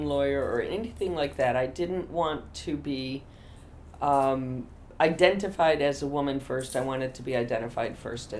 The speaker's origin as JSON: {"language": "English", "town": "Boonville", "region": "New York", "country": "United States", "tie": "born or raised there", "also_born_or_lived": "Endicott, New York / Lyons Falls, New York / Syracuse, New York", "said": "I grew up in Boonville, New York."}